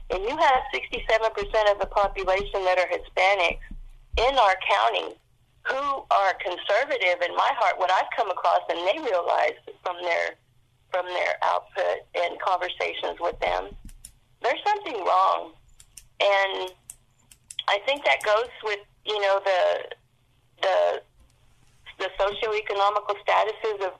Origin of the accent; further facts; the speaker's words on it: Fort Worth, Texas, United States; moved away as an adult; I was away from Fort Worth for over 20 years and I came back about eight years ago and came to my hood which is south side of Fort Worth